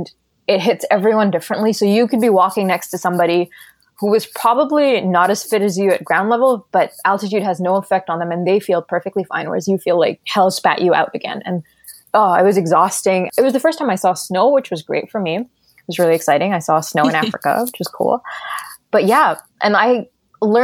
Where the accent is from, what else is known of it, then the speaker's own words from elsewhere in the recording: Qatar; moved away as an adult; also born or lived in Doha, Qatar; now in Vancouver, Canada; So I was born in Qatar and I grew up in Qatar